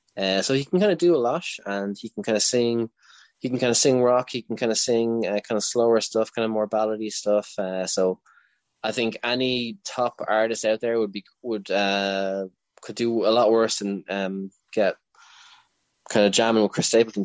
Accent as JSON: {"language": "English", "region": "Leinster", "country": "Ireland", "said": "I'm from Leinster"}